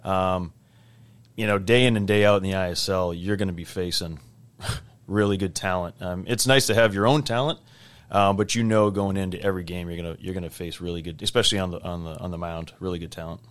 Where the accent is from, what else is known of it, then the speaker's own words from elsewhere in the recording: Weston, Massachusetts, United States; I knew guys that went to Belmont Hill and Nobles growing up in Weston